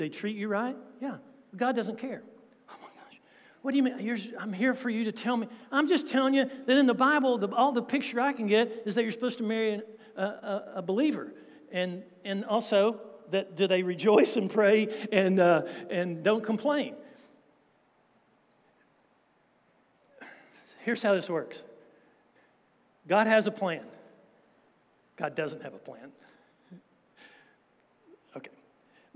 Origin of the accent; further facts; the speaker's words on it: United States; being American